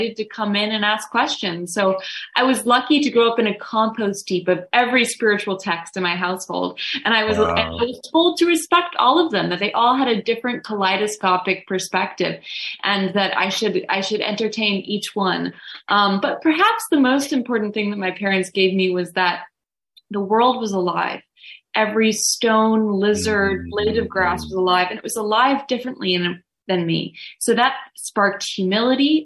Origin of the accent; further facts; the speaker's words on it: Woodstock, New York, United States; they moved up to Woodstock. So I was raised in the shadow of Overlook Mountain